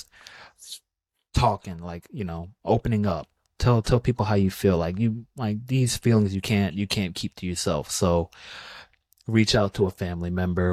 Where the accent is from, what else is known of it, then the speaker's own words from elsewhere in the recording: Georgia, United States; I'm from Georgia, and me being a Bulldogs fan